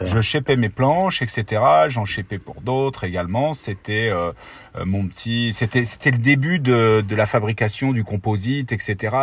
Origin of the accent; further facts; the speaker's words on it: Ardennes, Grand Est, France; viens des, des Ardennes originellement. J'ai grandi là-bas. j'ai fait toute mon enfance.